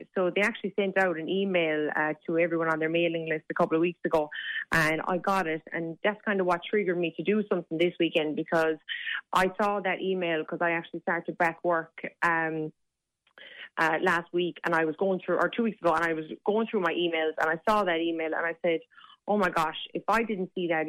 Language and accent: English; Kilfinane, Munster, Ireland; So we're both from Limerick